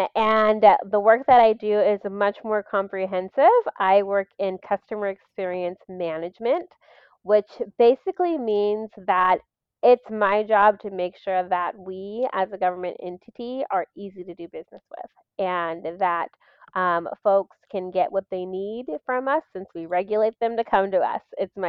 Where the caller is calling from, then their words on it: Washington, United States; So I'm joining you from the lovely state of Washington, King County area, which is where I work.